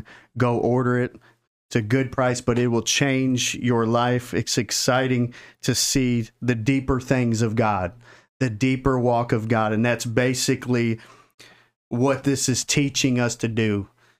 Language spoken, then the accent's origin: English; Michigan, United States; A little background, though, because we are both from Michigan.